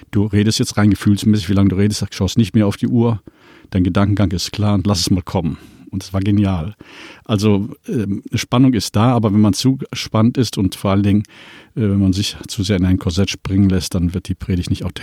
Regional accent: Cologne, North Rhine-Westphalia, Germany; Das eine Mal bei dem Kölner Dom, ich komme ja aus Köln

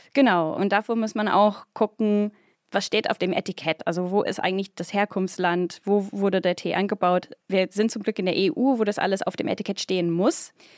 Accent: United Kingdom; now in Germany; bin ich auch Britin

